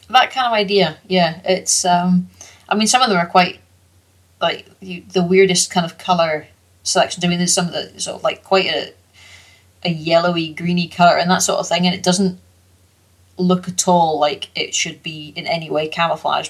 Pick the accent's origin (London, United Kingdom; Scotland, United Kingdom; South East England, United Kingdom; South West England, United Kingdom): Scotland, United Kingdom; Orkney; moved away; also born or lived in North Highlands; I grew up on Orkney, Ninemouth, North Coast. I moved down to the, to the North Highlands